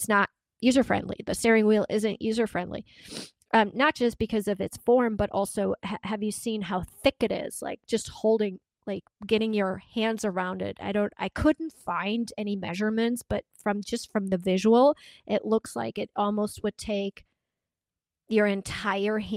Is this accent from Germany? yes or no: yes; Germany; moved away; I grew up in Germany